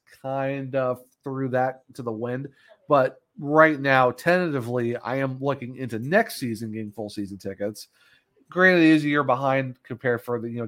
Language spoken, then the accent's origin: English; Ohio, United States; moved away; also born or lived in Apex, North Carolina; I'm originally from Ohio